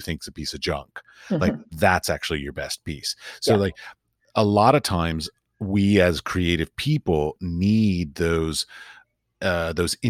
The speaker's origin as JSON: {"language": "English", "country": "United States", "also_born_or_lived": "Washington, D.C. / San Francisco / North Carolina", "said": "I'm an American artist"}